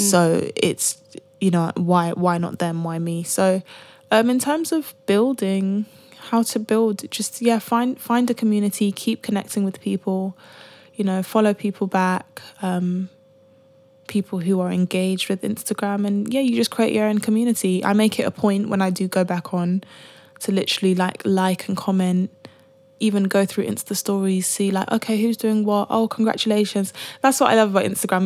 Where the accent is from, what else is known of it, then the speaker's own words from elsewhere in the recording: United Kingdom; being black and being British